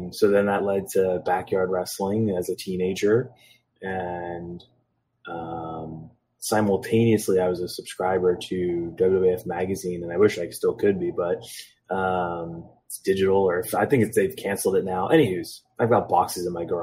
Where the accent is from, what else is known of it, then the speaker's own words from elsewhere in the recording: Philadelphia, Pennsylvania, United States; I'm from Philadelphia